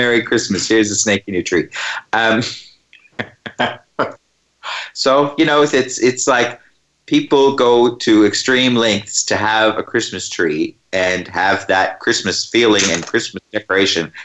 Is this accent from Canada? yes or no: yes; Canada; moved away as an adult; now in Australia; I grew up in Canada